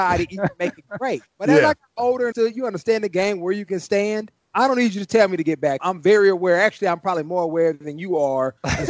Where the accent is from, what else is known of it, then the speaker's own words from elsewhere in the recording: Oakland, California, United States; now in Paradise Valley, United States; I grew up in Oakland